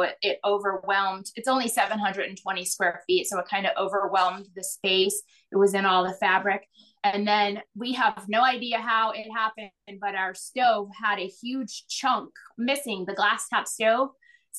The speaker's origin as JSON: {"language": "English", "region": "Florida", "country": "United States", "tie": "born or raised there", "said": "Growing up in Florida"}